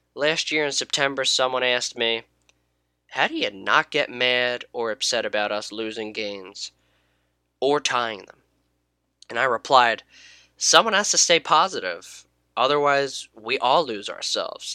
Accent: United States; I grew up in the United States

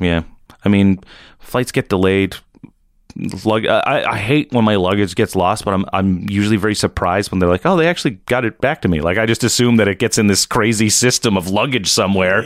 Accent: East Coast, Nova Scotia, Canada; I'm from the East Coast. My town's pretty small

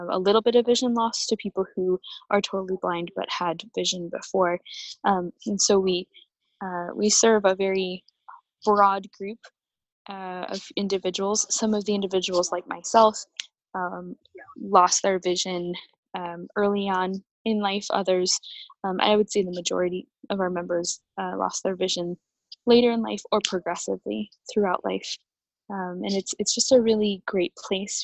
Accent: Michigan, United States; accent: Midwestern; moved away as an adult; now in Madison, United States; I grew up in Michigan, and I attended Calvin College, now Calvin University, in Michigan

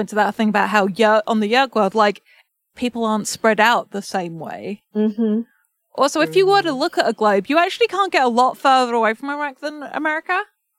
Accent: England, United Kingdom; I'm English

